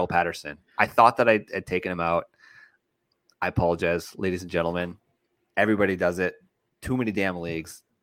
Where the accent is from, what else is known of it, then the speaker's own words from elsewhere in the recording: Canada; as a Canadian